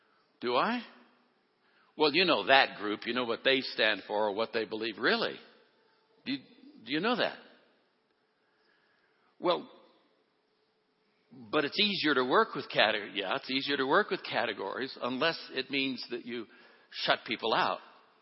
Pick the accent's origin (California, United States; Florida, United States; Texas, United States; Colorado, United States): California, United States; Oakland; I'm a kid from Oakland, California.